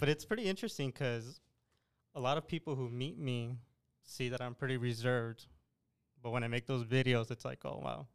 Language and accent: English; El Paso, Texas, United States; born and raised in El Paso, Texas.